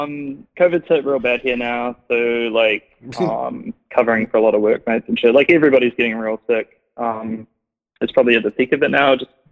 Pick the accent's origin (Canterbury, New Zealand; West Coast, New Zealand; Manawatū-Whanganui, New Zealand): Canterbury, New Zealand; Christchurch; I'm from Christchurch, right?